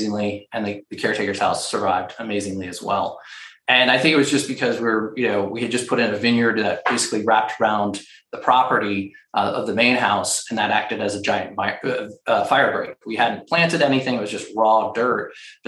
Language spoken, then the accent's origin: English; Florida, United States; moved away; I grew up in Florida.